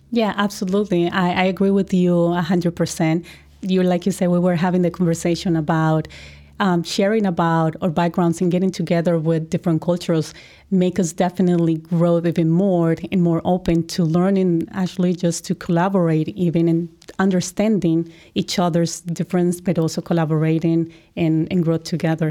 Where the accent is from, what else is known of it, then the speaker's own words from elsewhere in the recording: Colombia; I'm from Colombia